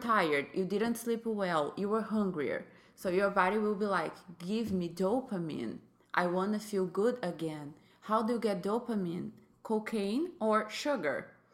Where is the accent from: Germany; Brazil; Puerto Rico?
Brazil; English is a second language; moved away as an adult; now in United States; I am from Brazil. I came to the United States four years ago.